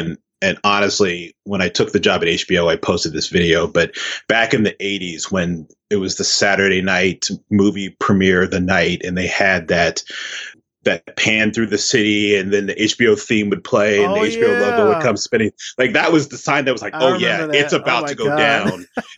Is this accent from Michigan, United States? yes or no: no; Columbus, Ohio, United States; I loved Columbus, Ohio. I have so many memories of what it was like growing up in Columbus.